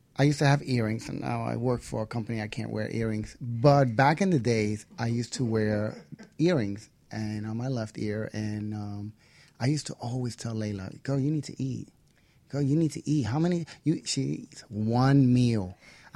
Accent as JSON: {"language": "English", "town": "New York City", "region": "New York", "country": "United States", "also_born_or_lived": "Queens", "said": "I'm from the Bronx"}